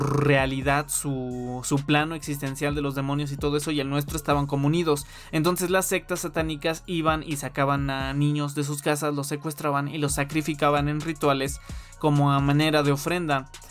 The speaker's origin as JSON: {"language": "Spanish", "country": "Mexico", "said": "aquí en mi país"}